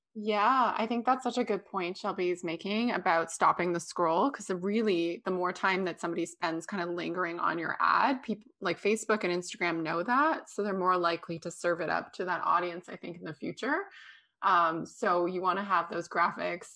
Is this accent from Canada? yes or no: yes; Canada; I'm from Canada